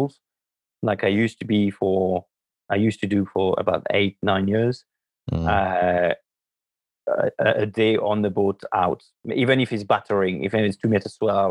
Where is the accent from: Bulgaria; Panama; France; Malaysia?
France; moved away as an adult; now in United Kingdom; I grew up in France.